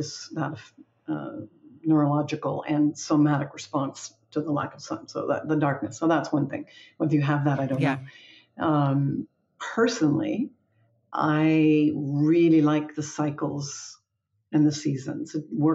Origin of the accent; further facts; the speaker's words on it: Toronto, Ontario, Canada; also born or lived in New Brunswick; Yeah, I was born in Toronto, in Canada, and grew up sort of between Toronto, then on the east coast of Canada, and New Brunswick, which is right next to Maine, in the Maritime Provinces